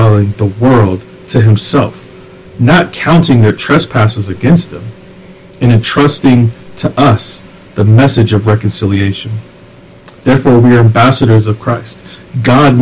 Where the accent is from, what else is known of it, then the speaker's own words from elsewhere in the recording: the South, United States; I grew up in the South